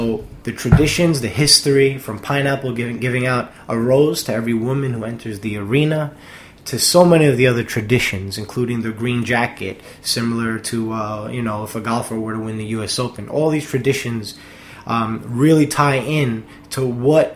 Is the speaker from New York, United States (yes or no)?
yes; New York, United States; I'm a New Yorker.